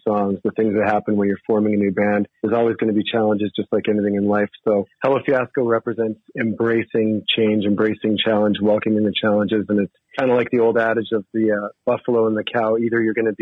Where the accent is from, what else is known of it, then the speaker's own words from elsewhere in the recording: Canada; now in Helena, United States; I live in Helena, Montana, but I was originally born and raised Canadian, been down here for a lot of years